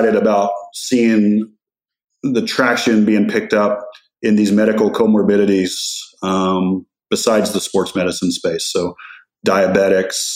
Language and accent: English; West Texas, United States; I grew up in West Texas